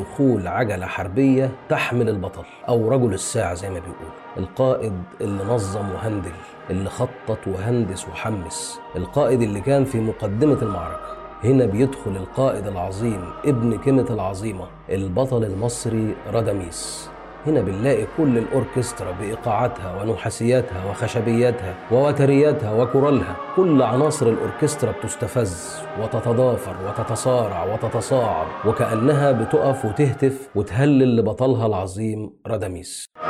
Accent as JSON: {"language": "Arabic", "country": "Egypt", "said": "بالنسبة لنا يعني كمصريين"}